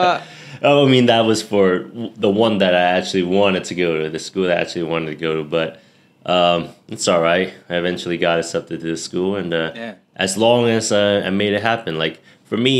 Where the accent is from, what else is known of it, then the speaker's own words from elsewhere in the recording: New York, United States; moved away as an adult; also born or lived in Hong Kong; now in Bangkok, Thailand; I was born and raised in New York